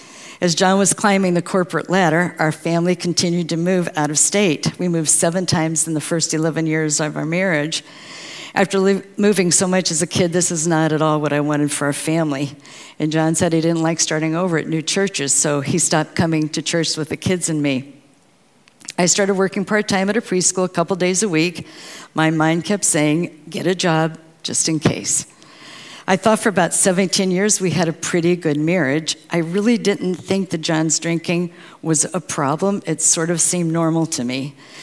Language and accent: English; St. Louis, Missouri, United States; born there; I was born in St. Louis, Missouri, to an Air Force sergeant and a mom who had suffered from polio as a child.